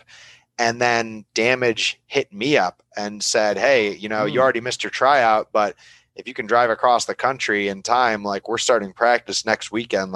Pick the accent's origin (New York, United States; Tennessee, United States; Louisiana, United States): New York, United States; between Buffalo and Niagara Falls; moved away as an adult; also born or lived in Flint, Michigan / Detroit, Michigan / Canada / Florida; now in Davis, California, United States; I grew up between Buffalo and Niagara Falls, New York.